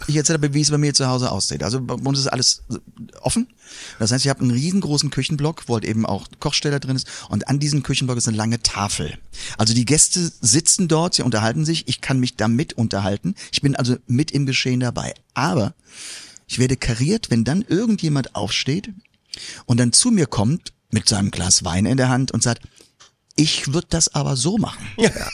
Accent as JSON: {"language": "German", "area": "Moselle plateau", "region": "Rhineland-Palatinate", "country": "Germany", "tie": "born or raised there", "lives_now": "Koblenz, Germany", "said": "Ich komme aus dem, vom, vom Moselplateau"}